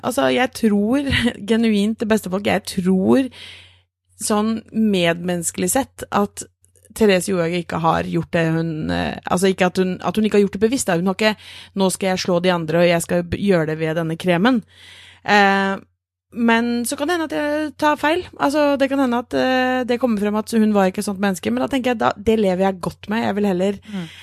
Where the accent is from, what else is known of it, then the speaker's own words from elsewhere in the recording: Norway; vi er nordmenn